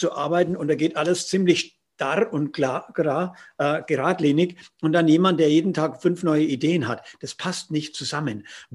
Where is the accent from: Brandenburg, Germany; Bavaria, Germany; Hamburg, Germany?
Bavaria, Germany; Roth district; Jetzt komme ich aus Rot Mhm. Oder wir beide aus dem Landkreis Roth